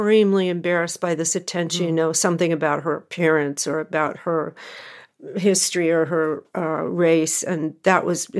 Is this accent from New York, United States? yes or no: no; California, United States; also born or lived in Memphis, Tennessee; we moved to California when I was 3 from Memphis